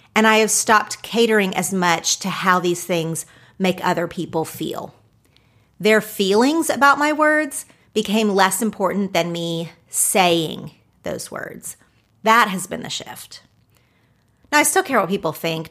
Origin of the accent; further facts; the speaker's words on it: Oklahoma, United States; now in Los Angeles, United States; growing up in Oklahoma, living in Los Angeles